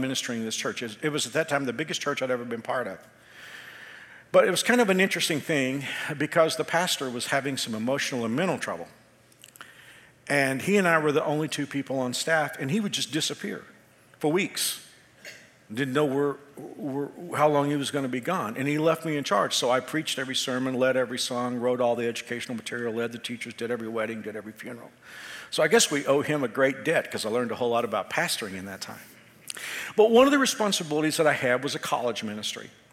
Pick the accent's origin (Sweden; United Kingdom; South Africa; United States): United States; Texas; I came from Texas